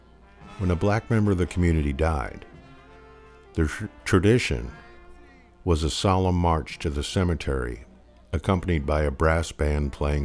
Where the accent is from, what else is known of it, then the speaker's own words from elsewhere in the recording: St. Louis, Missouri, United States; my hometown and birthplace of St. Louis, Missouri.